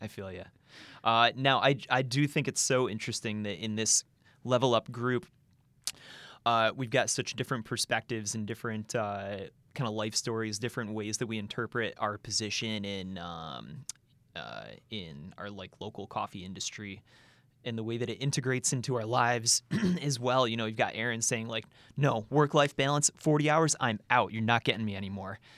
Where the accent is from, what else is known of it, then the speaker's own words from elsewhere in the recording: Rochester, New York, United States; moved away as an adult; also born or lived in New Jersey; I'm from Rochester, New York